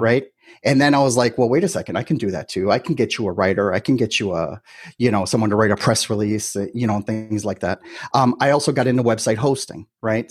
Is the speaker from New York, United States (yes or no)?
no; Milwaukee, Wisconsin, United States; moved away as an adult; now in Miami, United States; I'm originally from Milwaukee, Wisconsin.